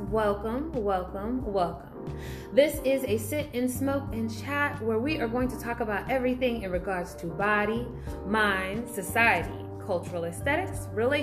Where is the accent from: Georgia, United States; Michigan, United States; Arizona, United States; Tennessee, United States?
Tennessee, United States; Memphis; now in DMV area, United States; I am originally from the South, more specifically the Delta. And for those who don't know, I'm talking Memphis.